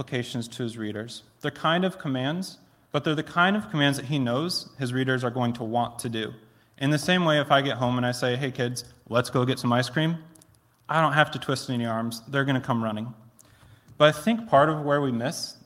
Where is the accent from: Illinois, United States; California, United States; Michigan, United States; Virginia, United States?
Michigan, United States; Plainwell; also born or lived in Philadelphia; I grew up in Plainwell, about 10 minutes down the road